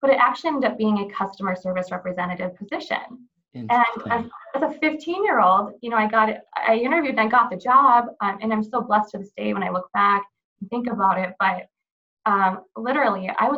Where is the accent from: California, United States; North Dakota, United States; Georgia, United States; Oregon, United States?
North Dakota, United States; Walhalla; now in Fargo, United States; Originally, I'm from Walhalla, which is about 3 hours north of Fargo.